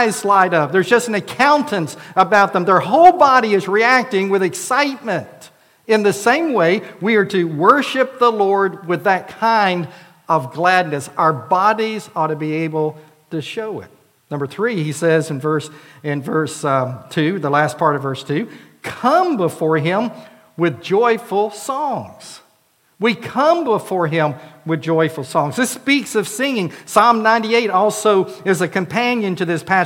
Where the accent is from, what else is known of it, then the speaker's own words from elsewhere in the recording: Florida, United States; now in Prattville, United States; Arlinda and I both were involved in Vacation Bible Schools in our churches, hers in Missouri until she moved to Florida, for me in Florida